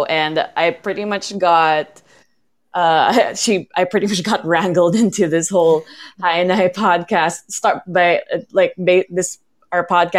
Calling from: Philippines; I'm calling in from the Philippines.

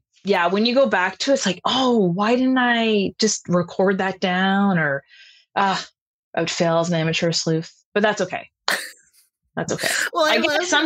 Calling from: Toronto, Ontario, Canada; I'm coming from Toronto, Canada.

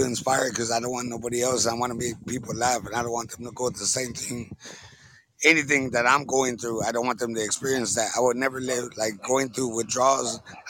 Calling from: the very bottom of Texas, United States; I'm calling from Tejas, the very bottom of Texas.

